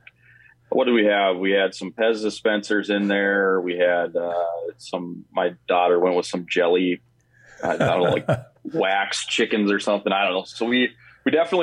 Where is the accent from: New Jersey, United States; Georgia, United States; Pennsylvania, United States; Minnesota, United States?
Minnesota, United States; International Falls; also born or lived in Detroit Lakes; I grew up in International Falls, played for Pops Ross.